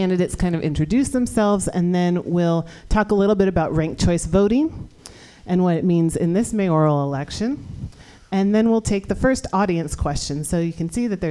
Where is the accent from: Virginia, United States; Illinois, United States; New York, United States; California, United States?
California, United States; San Francisco; here in the Mission District of San Francisco, my hometown